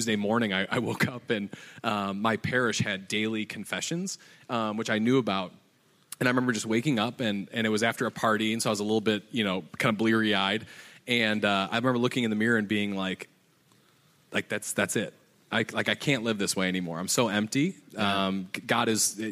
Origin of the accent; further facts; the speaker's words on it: Chicago, Illinois, United States; I'm from Chicago, grew up in the suburbs of Chicago